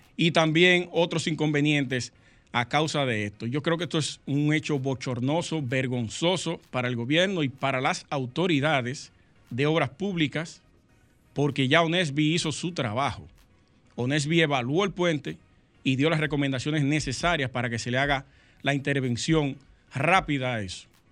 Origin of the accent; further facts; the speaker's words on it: Sosúa, Puerto Plata, Dominican Republic; Yo soy de allá de Sosúa, Sosúa, Puerto Plata. Cangrejo está a un par de kilómetros de donde yo nací y me crié